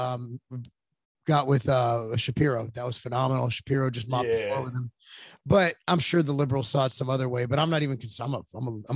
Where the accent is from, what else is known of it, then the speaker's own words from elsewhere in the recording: United States; I'm an American